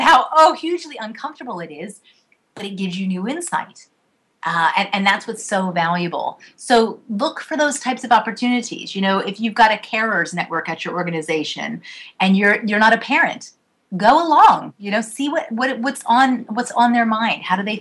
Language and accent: English; United States; I was raised outside of outside of Washington, D.C.